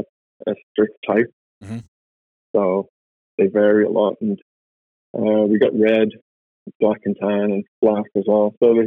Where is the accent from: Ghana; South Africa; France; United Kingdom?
United Kingdom; the north of England; moved away as an adult; now in Canada; from England, the north of England.